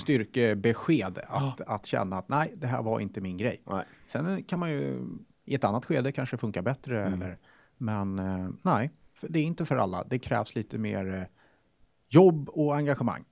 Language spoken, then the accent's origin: Swedish; Sweden; Jag är svensk.